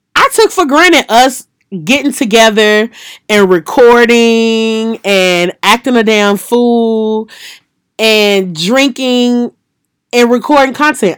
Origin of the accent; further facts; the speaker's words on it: Louisiana, United States; in Louisiana, my hometown, and then in Mississippi